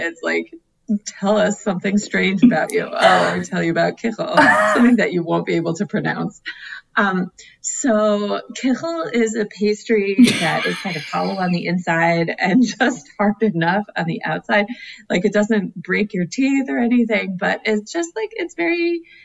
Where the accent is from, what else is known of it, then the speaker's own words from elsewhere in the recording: Atlanta, Georgia, United States; now in Philadelphia, United States; the shul I grew up in in Atlanta